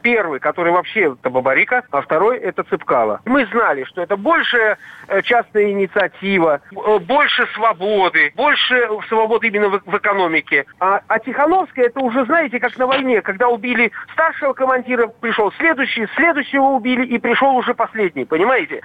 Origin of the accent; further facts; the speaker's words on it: Saint Petersburg, Russia; now in Minsk, Belarus; Я уроженец Ленинграда